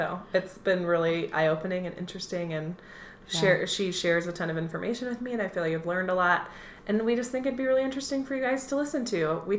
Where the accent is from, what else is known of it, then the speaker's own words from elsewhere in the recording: Midwest, United States; now in Denver, United States; both from the Midwest.